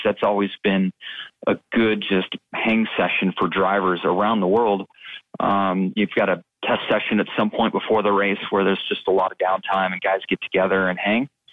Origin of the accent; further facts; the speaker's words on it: West Coast, United States; when I was young and growing up on the West Coast